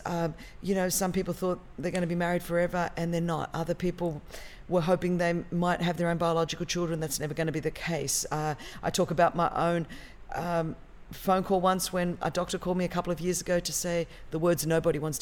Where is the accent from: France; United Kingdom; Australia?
Australia; Sydney, New South Wales; moved away as an adult; now in Southern California, United States; And so I'm from Australia, Sydney, Australia, born and bred.